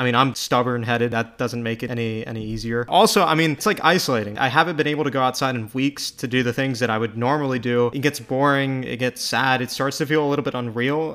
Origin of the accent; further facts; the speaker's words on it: United States; as an American